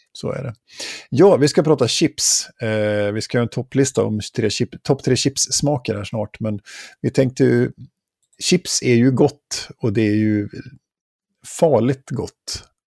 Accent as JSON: {"language": "Swedish", "town": "Åre", "region": "Jämtland", "country": "Sweden", "tie": "born or raised there", "said": "i Åre där jag växte upp när jag var tonåring"}